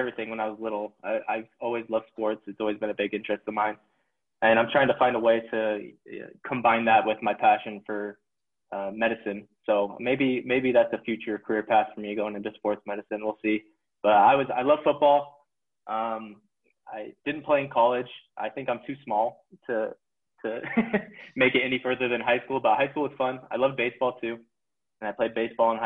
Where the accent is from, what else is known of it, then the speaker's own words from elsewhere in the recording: Las Vegas, Nevada, United States; moved away as an adult; now in Utah, United States; So I grew up in Las Vegas, Nevada, sunny Las Vegas.